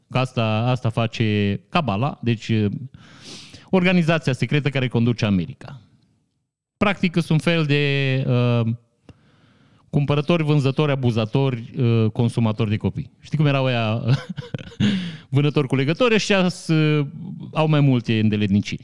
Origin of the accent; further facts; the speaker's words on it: Vișeu de Sus, Maramureș County, Romania; Eu sunt din Vișeu